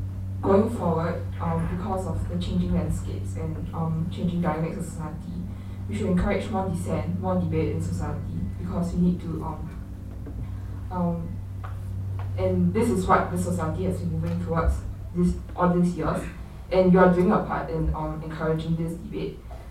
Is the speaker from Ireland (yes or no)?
no; Singapore; I'm a freshman in Stanford, and I'm a Singaporean.